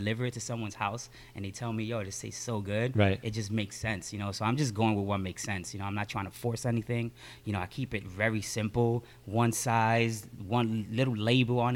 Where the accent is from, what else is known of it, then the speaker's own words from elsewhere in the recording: New York City, New York, United States; also born or lived in Ponce, Puerto Rico / Ridgewood, Queens; I was born in Ponce, Puerto Rico, and in 85 my family moved to Bushwick. And I lived in Bushwick practically my whole life, from the time I was 3 till I was 25, 26.